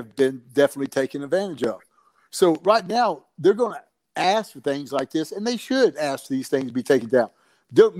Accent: the South, United States; I was from the South

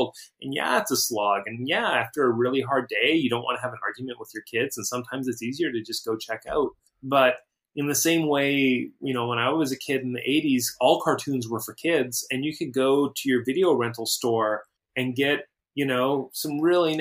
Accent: Battleford, Saskatchewan, Canada; I'm from a small town in Saskatchewan, which is Saskatchewan's the province in the middle of Canada that's shaped like a big door. It's a big rectangle. And my town is, if there was a doorknob on the left, that's kind of where Battleford is

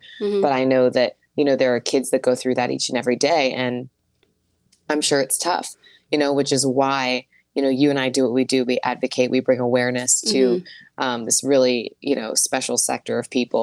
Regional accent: Wilkinsburg, Pennsylvania, United States; also born or lived in Fawn Township, Pennsylvania / Freeport, Pennsylvania; I was born in Wilkinsburg, same place as Gene Kelly

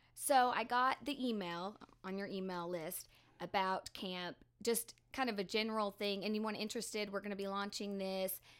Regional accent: Gainesville, Texas, United States; now in Wichita Falls, United States; From Gainesville

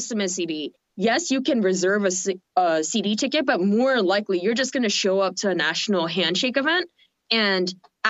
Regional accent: Seoul, South Korea; moved away; I was from Korea

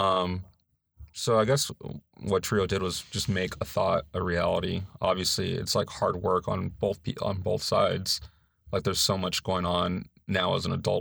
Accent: Los Angeles, California, United States; moved away as an adult; now in North Carolina, United States; I'm from Los Angeles, California, in, like, this area called San Gabriel Valley

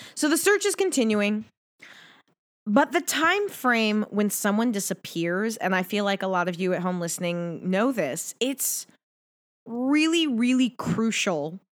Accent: Pacific Northwest, United States; I grew up in the Pacific Northwest

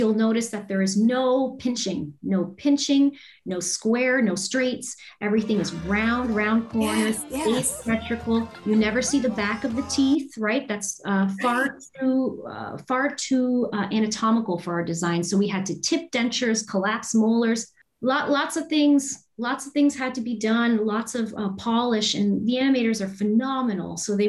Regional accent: Windsor, Ontario, Canada; also born or lived in Toronto; in Windsor, Ontario, but went to school in Toronto, which is where I met my husband, Dan.

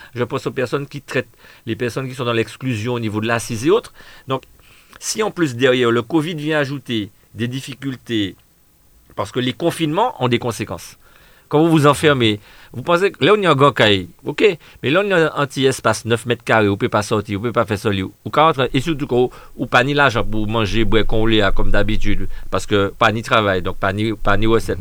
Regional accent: Martinique; nous sommes antillais, nous sommes martiniquais, nous sommes français, mais nous sommes surtout martiniquais

